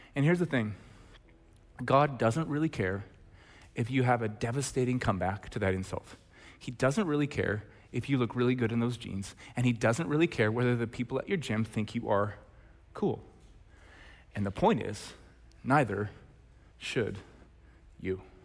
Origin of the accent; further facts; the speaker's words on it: Red Deer, Alberta, Canada; when I was in grade eleven, growing up in Red Deer, Alberta